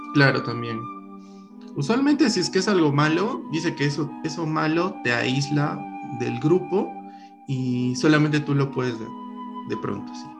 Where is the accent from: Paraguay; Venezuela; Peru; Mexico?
Peru; Lima; now in Arequipa, Peru; Mi mamá es limeña, bueno, yo también soy limeño, pero vivo acá mucho tiempo